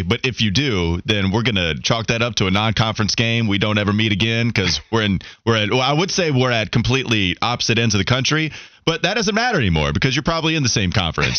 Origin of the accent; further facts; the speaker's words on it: Catawba County, close to Charlotte, North Carolina, United States; also born or lived in Indianapolis, Indiana; I was born in Indianapolis. I go back 2-3 times a year. I grew up at times in Indiana. I grew up most of my life here in Catawba County, close to Charlotte.